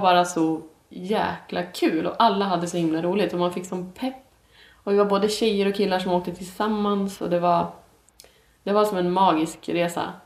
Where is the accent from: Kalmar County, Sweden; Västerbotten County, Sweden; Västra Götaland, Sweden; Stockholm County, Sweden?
Västerbotten County, Sweden; Umeå; jag kommer ju från Umeå. Där jag växte upp